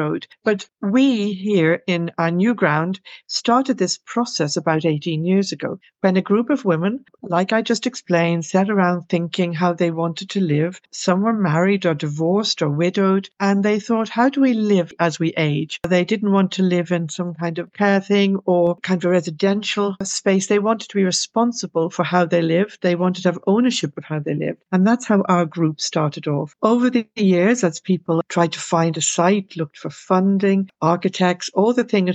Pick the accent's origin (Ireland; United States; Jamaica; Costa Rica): Ireland; Dublin, Leinster; now in London, United Kingdom; I'm Irish